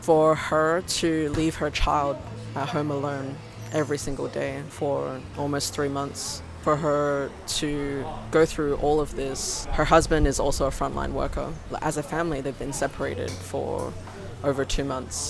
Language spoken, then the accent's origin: English; Australia; moved away as an adult; now in Shanghai, China; I'm originally from Australia, and I've been living in Shanghai for 7 years now.